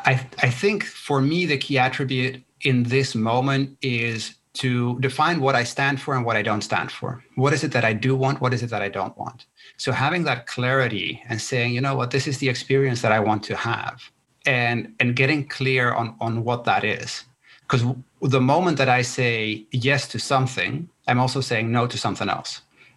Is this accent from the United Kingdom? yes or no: no; Netherlands; born there; first language Spanish; English is a second language; My parents are from Chile, right? I was born in the Netherlands. Both my parents are from Chile. My first language is Spanish.